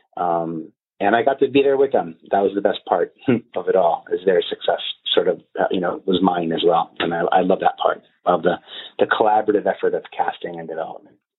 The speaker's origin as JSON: {"language": "English", "town": "New York City", "region": "New York", "country": "United States", "tie": "born or raised there", "lives_now": "Brooklyn, United States", "said": "I'm a boy from Staten Island"}